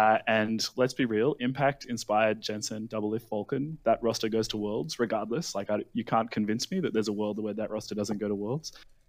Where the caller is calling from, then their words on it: Sydney, New South Wales, Australia; Calling from Sydney, Australia.